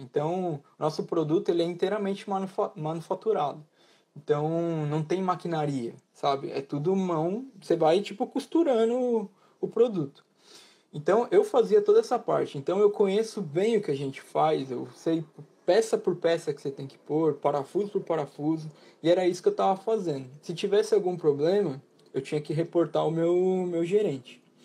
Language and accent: Portuguese; Brazil; moved away as an adult; also born or lived in Italy; now in United Kingdom; eu, como um bom brasileiro